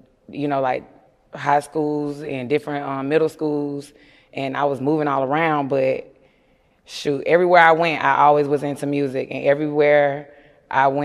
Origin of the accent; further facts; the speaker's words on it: Atlanta, Georgia, United States; I was born and raised here in Atlanta.